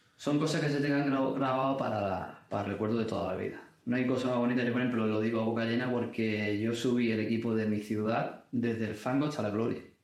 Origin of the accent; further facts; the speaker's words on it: Cádiz, Andalusia, Spain; que soy de Cádiz. Y lo he vivido desde pequeño